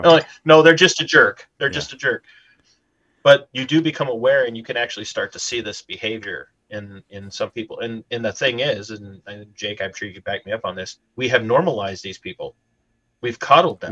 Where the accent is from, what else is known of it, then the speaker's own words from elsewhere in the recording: Minnesota, United States; I'm Minnesotan